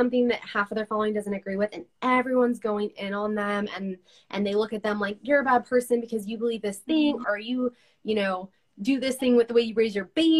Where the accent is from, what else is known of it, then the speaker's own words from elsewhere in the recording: California, United States; now in Utah, United States; Because I came from California, very Democrat